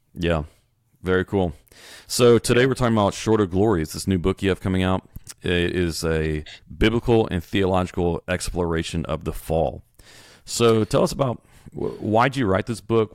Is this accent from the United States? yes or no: yes; Beaumont, Texas, United States; I was born in Beaumont